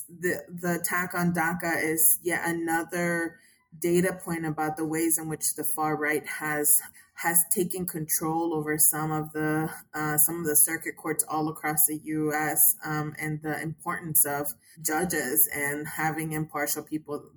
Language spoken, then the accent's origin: English; Texas, United States; as a Texan